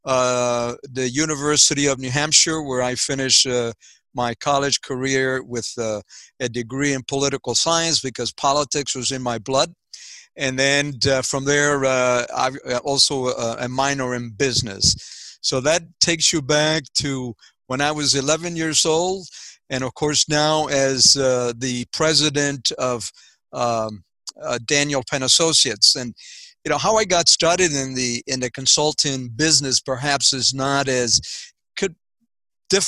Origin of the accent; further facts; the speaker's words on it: Puerto Rico; moved away; also born or lived in Waterbury, Connecticut; I was born in Puerto Rico. And I was born in a farm, in a coffee farm.